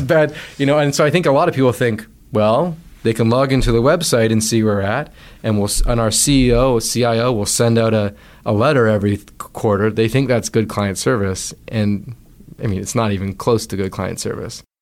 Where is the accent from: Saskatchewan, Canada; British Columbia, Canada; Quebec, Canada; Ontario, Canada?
British Columbia, Canada; Vancouver Island; moved away as an adult; a financial advisor who I grew up knowing on Vancouver Island